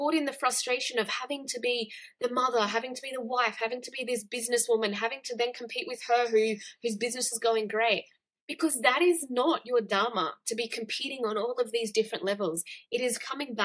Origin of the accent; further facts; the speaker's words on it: Australia; I grew up in Australia. I grew up in a Western culture.